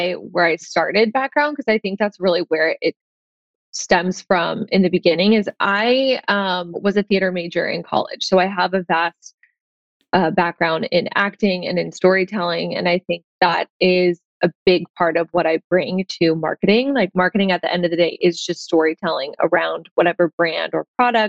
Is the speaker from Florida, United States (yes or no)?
yes; Tampa, Florida, United States; now in Santa Monica, United States; I am in Santa Monica, California, but I grew up in Tampa, Florida